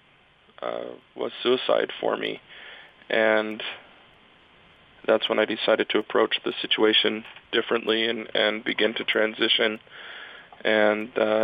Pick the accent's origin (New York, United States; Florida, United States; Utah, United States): Utah, United States; Provo; I grew up in Provo